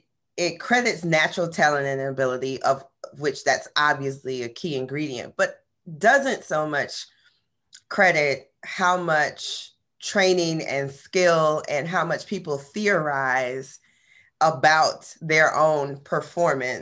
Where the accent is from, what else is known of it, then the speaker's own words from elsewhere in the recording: West Palm Beach, Florida, United States; my hometown of West Palm Beach, Florida